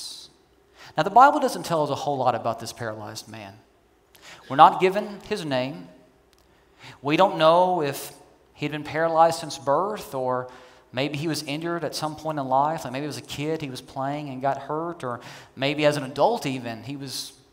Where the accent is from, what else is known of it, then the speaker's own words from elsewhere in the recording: Kentucky, United States; I'm from Kentucky. I come from rednecks, okay?